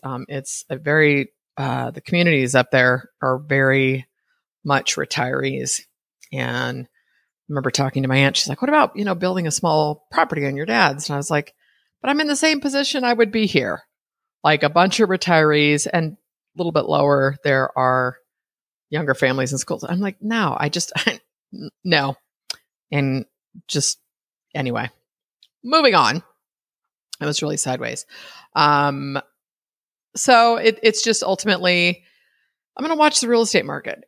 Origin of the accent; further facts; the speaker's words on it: East Bay, California, United States; moved away as an adult; now in Costa Rica; I was raised in the East Bay